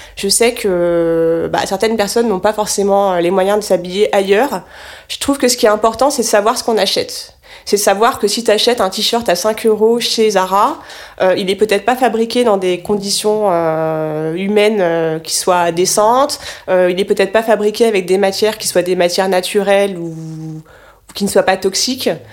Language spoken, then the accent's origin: French; Cherbourg, Normandy, France; j'ai grandi en Normandie, sur la presqu'île du Cotentin. Donc euh, j'ai grandi à Cherbourg.